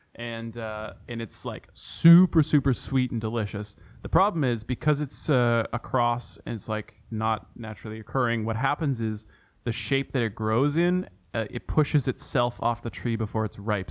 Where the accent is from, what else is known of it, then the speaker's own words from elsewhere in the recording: Ontario, Canada; my hometown, hometown, home province of Ontario.